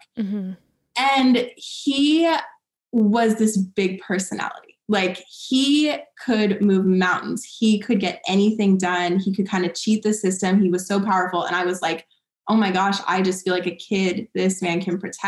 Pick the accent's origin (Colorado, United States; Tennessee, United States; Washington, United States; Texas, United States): Washington, United States; Seattle; moved away as an adult; also born or lived in Los Angeles; I'm from Seattle